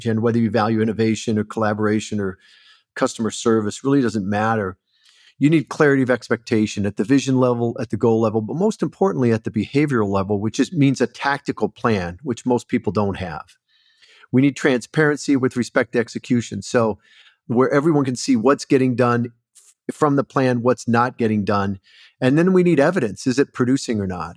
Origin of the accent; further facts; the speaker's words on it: Port Huron, Michigan, United States; moved away as an adult; also born or lived in Southern California; I grew up in Michigan, so not too far from you, Port Huron area, actually.